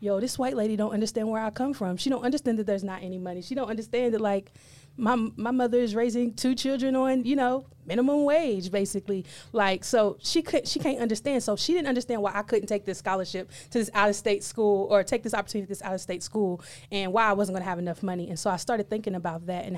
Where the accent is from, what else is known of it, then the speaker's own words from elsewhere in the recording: Owensboro, Kentucky, United States; school in my hometown, Owensboro, Kentucky